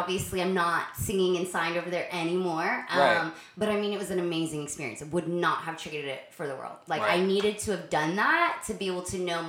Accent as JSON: {"language": "English", "region": "Florida", "country": "United States", "tie": "born or raised there", "also_born_or_lived": "Arkansas / Australia", "said": "So I'm a singer, but born and raised in Florida. Actually, right. Well, born in Arkansas, but raised here."}